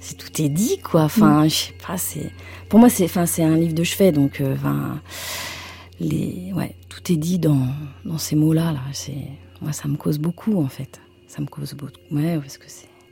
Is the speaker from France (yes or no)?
yes; Anjou, Pays de la Loire, France; je viens de, de l'Anjou.